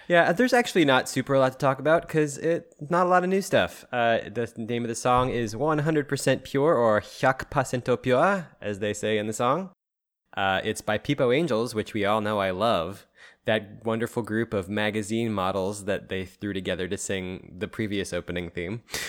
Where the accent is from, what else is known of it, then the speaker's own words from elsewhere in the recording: Philadelphia, Pennsylvania, United States; in Philly, we have like two primary ones